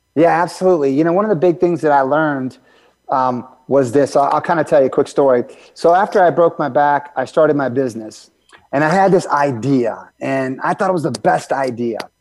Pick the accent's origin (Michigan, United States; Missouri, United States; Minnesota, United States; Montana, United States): Michigan, United States; I grew up in Michigan